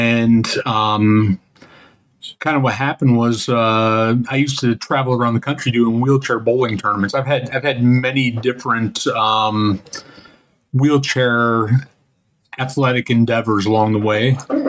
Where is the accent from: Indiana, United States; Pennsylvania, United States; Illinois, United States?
Illinois, United States; Northern; moved away as an adult; I used to live up in Northern Illinois most of my life. And then in 2006, I sold my house in Northern Illinois and I moved to Southern Illinois.